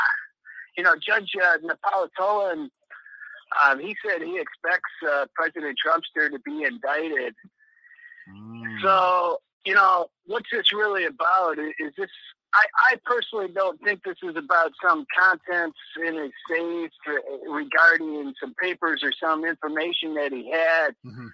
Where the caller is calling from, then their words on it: Mexico; Hey, Mike, this is … in Yashkabah, Mexico.